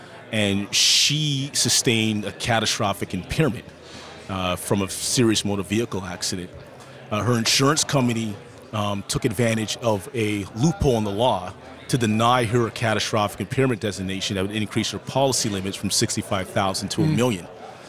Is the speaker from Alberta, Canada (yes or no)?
no; Toronto, Ontario, Canada; Yeah, so I'm born and raised in Toronto, Ontario, Canada. My parents immigrated to Canada from warm Barbados.